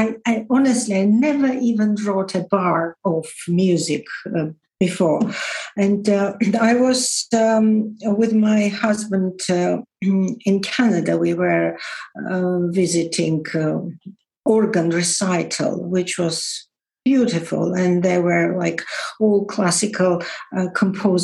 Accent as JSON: {"language": "English", "country": "Georgia", "tie": "born or raised there", "moved": "as an adult", "lives_now": "England, United Kingdom", "said": "I was born in Georgia, and I would say that I was very honored that I was the first female political commentator on Georgian television"}